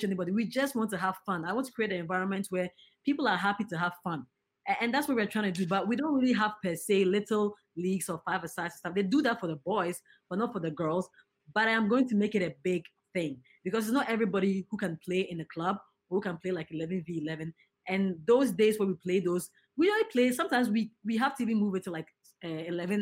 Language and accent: English; Ghana; I'm a Ghanaian